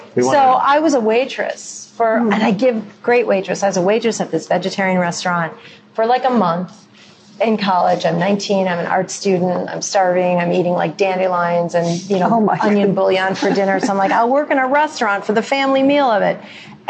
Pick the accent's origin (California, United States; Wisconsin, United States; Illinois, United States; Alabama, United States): Illinois, United States; North Shore of Chicago; I'm from the North Shore of Chicago. You know, we make reservations. We don't cook.